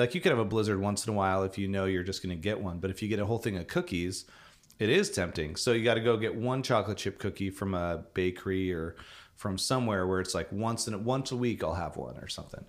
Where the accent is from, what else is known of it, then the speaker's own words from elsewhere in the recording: Vancouver, Washington, United States; I grew up in Portland area. Vancouver, Washington